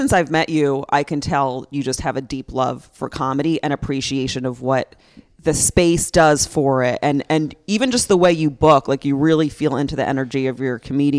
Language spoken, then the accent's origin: English; Upper Dublin, Pennsylvania, United States; born or raised there